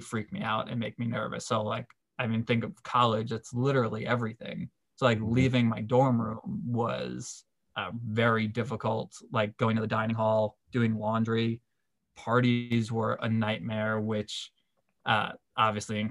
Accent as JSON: {"language": "English", "region": "New York", "country": "United States", "also_born_or_lived": "Delaware", "moved": "as an adult", "said": "I'm from New York"}